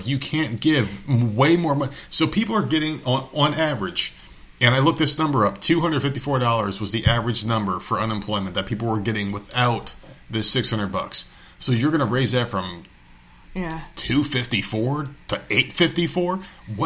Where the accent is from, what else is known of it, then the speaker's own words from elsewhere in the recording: Nevada, United States; Nevada, my home state